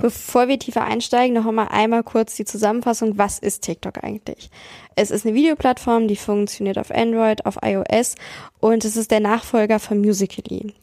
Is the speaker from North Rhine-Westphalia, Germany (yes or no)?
no; Hanover, Lower Saxony, Germany; ich bin in Hannover zur Schule gegangen, in Niedersachsen.